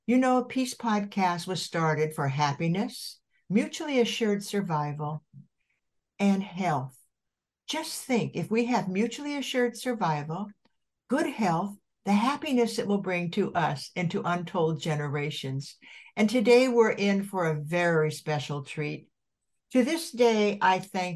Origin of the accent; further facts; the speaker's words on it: Santa Barbara, California, United States; also born or lived in Colorado; my hometown in Santa Barbara